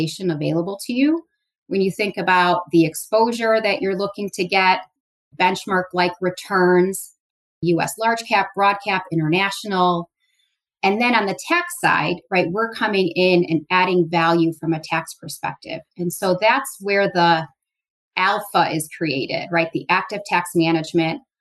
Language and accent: English; Chicago, Illinois, United States; I grew up in Chicago, born and raised.